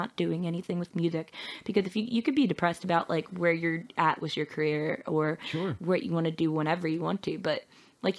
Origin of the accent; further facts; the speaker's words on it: Ridley, Pennsylvania, United States; I'm from Ridley